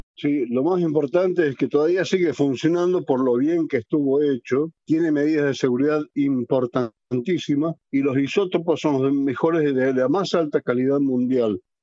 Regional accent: Argentina

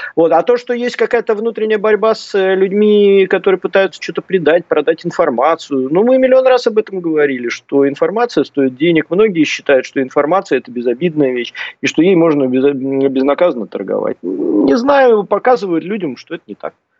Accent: Saint Petersburg, Russia; Я просто сам из Санкт-Петербурга.

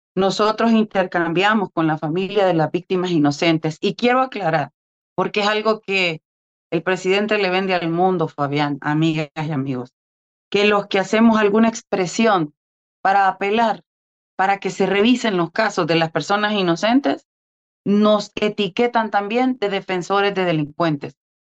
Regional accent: El Salvador; como salvadoreño

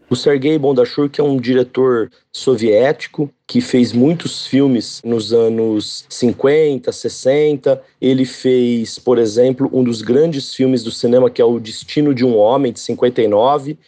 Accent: Catanduva, São Paulo, Brazil; na cidade onde eu nasci e eu moro, que é Catanduva, interior de São Paulo

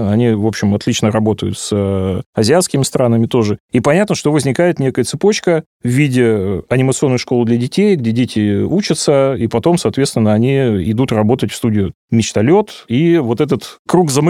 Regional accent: Far East, Russia; Ну, во-первых, потому что я сам из Дальнего Востока.

